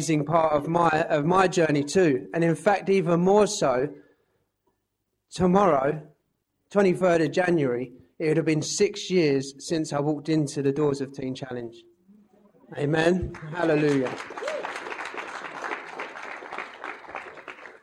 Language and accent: English; Ware, East of England, United Kingdom; I'm actually originally from Ware, which is just down the road